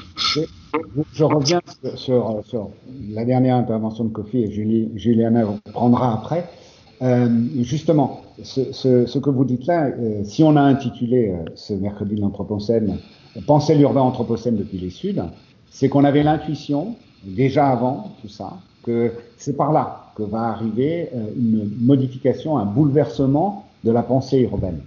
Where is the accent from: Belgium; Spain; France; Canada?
Spain; moved away; l'Espagne, parce que c'est mon pays d'origine aussi